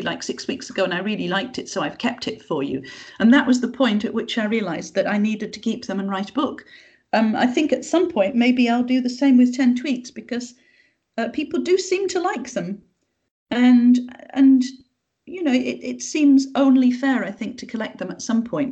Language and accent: English; Yorkshire and the Humber, United Kingdom; because I come from the north, because I'm from Yorkshire